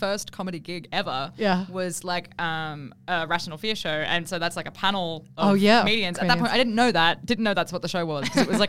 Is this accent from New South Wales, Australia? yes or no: yes; Bathurst, New South Wales, Australia; accent: bogan; moved away; I'm actually from, not from New Zealand, but just from Bathurst.